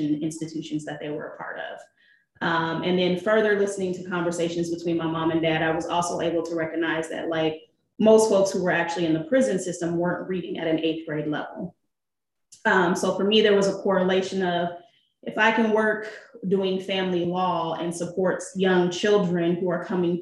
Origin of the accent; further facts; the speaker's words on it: Seattle, Washington, United States; I was born and raised in Seattle, Washington